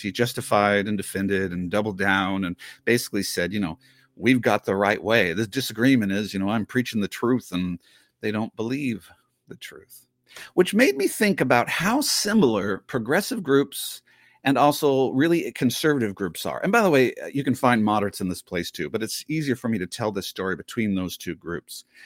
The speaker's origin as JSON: {"language": "English", "area": "the Northwest", "region": "Pacific Northwest", "country": "United States", "tie": "born or raised there", "said": "I grew up in the Northwest"}